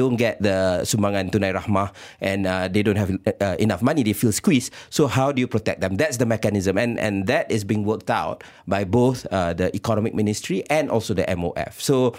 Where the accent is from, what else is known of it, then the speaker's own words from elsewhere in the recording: Malaysia; we need to put the hat of being a Malaysian.